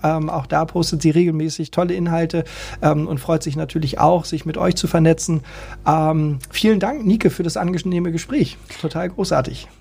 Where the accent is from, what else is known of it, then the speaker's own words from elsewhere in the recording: Hamburg, Germany; wir sind Hamburger.